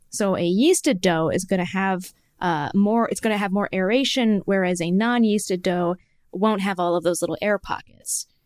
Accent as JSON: {"language": "English", "region": "Michigan", "country": "United States", "tie": "born or raised there", "said": "growing up in Michigan, when I was a kid"}